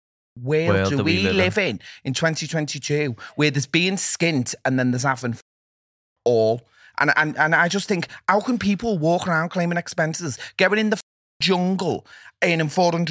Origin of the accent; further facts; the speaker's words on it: Liverpool, North West England, United Kingdom; I do think that, and I will stand by that, and I am a Scouser, and that's what I think.